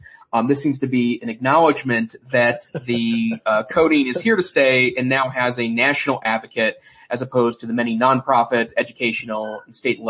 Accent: Montana, United States; my home state, which is Montana.

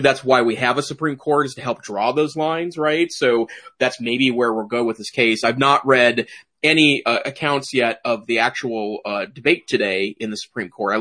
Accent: Great Falls, Montana, United States; also born or lived in Missoula, Montana; I taught briefly in my hometown, Great Falls, Montana

